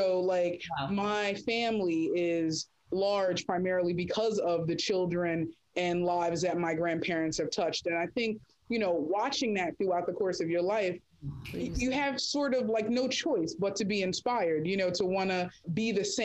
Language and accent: English; Atlantic City, New Jersey, United States; I'm born and raised in Atlantic City